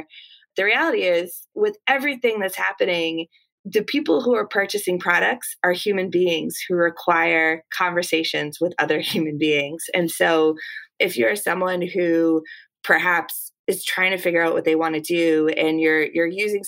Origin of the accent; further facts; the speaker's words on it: Massachusetts, United States; accent: Boston; I grew up right outside of the Boston area. And so my natural Boston accent is one that I think, because I've been outside of Boston for a little while, it's toned down a bit.